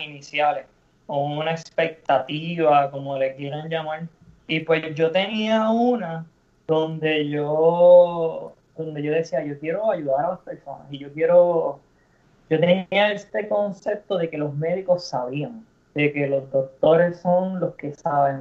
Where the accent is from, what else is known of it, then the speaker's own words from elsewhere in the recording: Cabo Rojo, Puerto Rico; also born or lived in Mayagüez / San Germán; Soy nacido en Mayagüez, todo mi, digamos, toda mi trayectoria de skateboarding se llevó a cabo en, Cabo Rojo, así que siempre digo que soy de Cabo Rojo